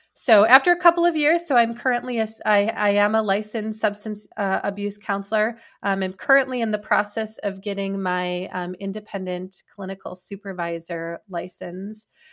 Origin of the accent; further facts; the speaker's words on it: Wisconsin, United States; moved away as an adult; I decided that I wanted to return to Wisconsin, um, and I was offered a position, uh, at a healthcare system in my hometown